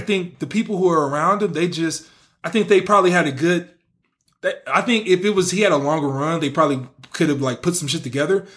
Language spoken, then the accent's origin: English; the Bay Area, California, United States; I'm from the Bay